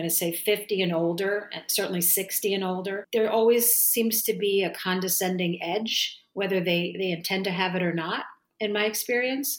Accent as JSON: {"language": "English", "region": "New Jersey", "country": "United States", "tie": "born or raised there", "said": "I'm born and raised in New Jersey, an Italian family"}